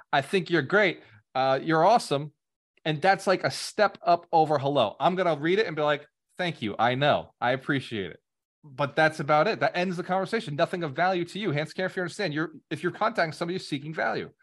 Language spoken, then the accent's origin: English; New England, United States; now in Florida, United States; I grew up in New England